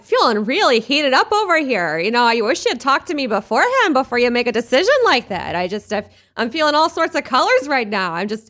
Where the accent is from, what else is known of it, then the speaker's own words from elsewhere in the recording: Minneapolis, Minnesota, United States; Oh, I'm from Minneapolis.